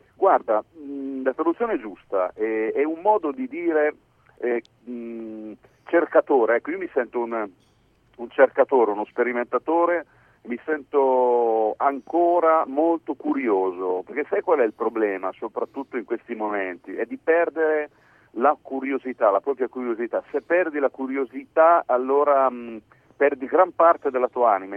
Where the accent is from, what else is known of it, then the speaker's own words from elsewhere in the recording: Piedmont, Italy; io sono, sono piemontese